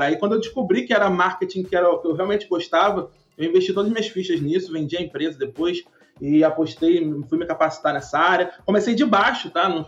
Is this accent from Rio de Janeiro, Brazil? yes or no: yes; Rio de Janeiro, Brazil; Eu sou um cara muito improvável porque eu sou nascido e criado numa favela no Rio, né?